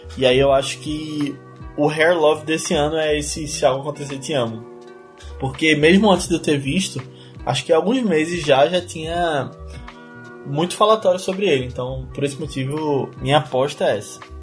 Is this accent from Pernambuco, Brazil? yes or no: yes; Recife, Pernambuco, Brazil; eu e a Aninha somos de Recife